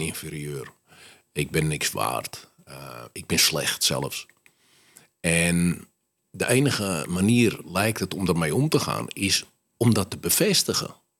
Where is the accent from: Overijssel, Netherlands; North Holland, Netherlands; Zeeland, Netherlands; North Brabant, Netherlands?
North Holland, Netherlands; Amsterdam; ik ben opgegroeid in Amsterdam-West